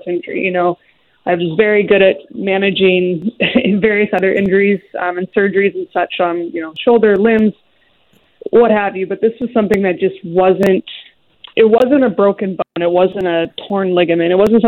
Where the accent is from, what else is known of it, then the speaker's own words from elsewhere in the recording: Seattle, Washington, United States; I grew up in the Seattle area